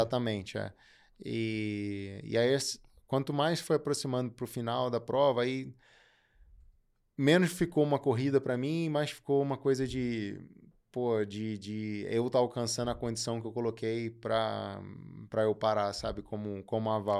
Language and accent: Portuguese; Brazil